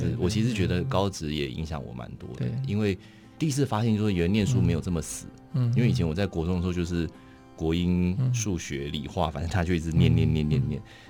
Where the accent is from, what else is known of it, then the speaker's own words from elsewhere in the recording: Taipei, Taiwan; 我从小都在台北长大，